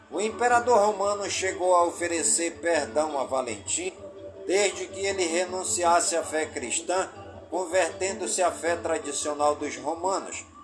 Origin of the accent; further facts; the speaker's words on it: Careiro da Várzea, Amazonas, Brazil; now in Manaus, Brazil; em todas as comunidades do Careiro da Vaz e minha cidade natal